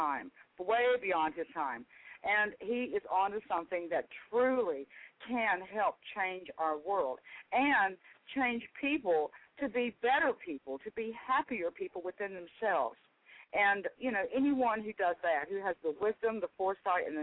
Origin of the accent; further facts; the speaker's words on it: the South, Southern United States, United States; accent: Southern; as a Southern girl, in my Southern accent